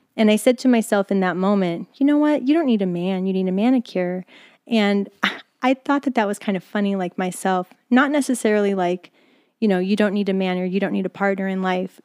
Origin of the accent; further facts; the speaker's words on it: East Stroudsburg, Pennsylvania, United States; moved away; also born or lived in New York; I'm born in Poconos, Pennsylvania, born in East Shrewsbury.